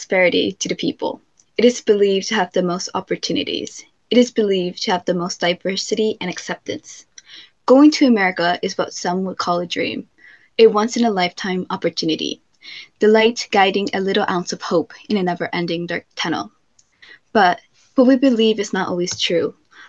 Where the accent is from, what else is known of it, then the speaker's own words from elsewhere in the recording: California, United States; I'm from California, specifically in the U.S.